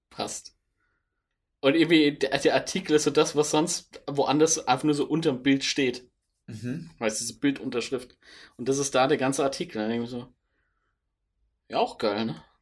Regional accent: Vienna, Austria; In meine Heimat.

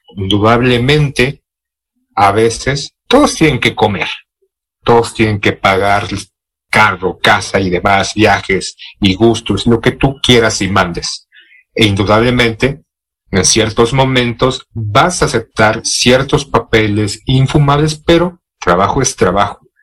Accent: Mexico; siendo mexicano, de lo que se hace aquí en México

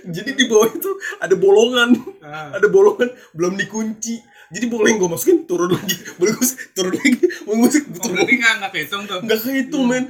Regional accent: South Sulawesi, Indonesia; karena gue orang Bugis itu

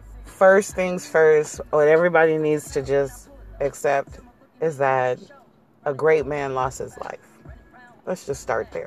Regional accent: San Diego, California, United States; I'm born and raised in San Diego. I'm from Cali

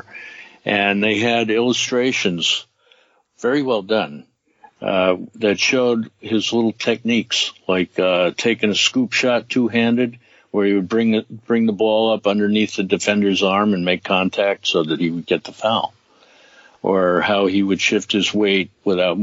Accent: New York, United States; I grew up in New York

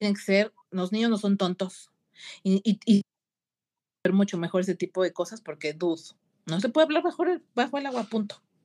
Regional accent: Mexico; como mexicana

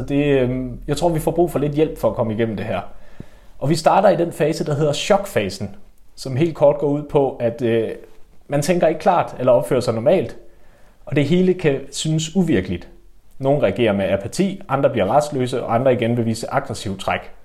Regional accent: West Jutland, Central Denmark Region, Denmark; jeg er også meget fra Vestjylland

